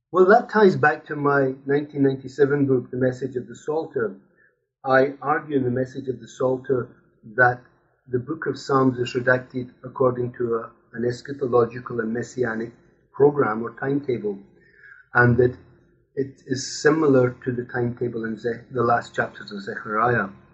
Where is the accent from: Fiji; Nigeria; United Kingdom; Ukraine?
United Kingdom; Scotland; now in Brussels, Belgium; I'm Scottish. I grew up in Scotland